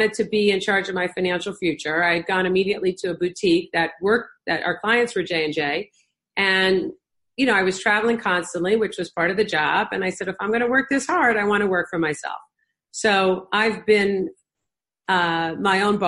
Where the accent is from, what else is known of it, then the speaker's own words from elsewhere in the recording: New Jersey, United States; also born or lived in Michigan; I was born in Michigan. And I don't seem very Midwestern, people tell me. And I was raised in New Jersey